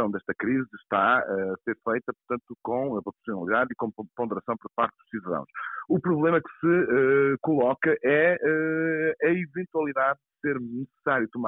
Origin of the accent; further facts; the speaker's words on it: Portugal; nós, como portugueses